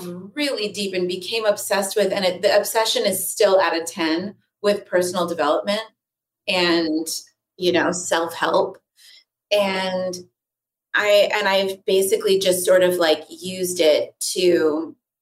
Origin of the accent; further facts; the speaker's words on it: Los Angeles, California, United States; also born or lived in New York; Born and raised